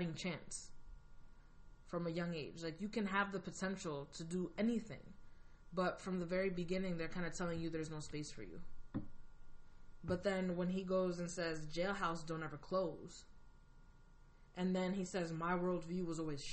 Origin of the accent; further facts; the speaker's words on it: United States; I'm Dominican American, so I'm Latin, you know, I have Latin background, and I was born like immigrant parents. I was first generation here.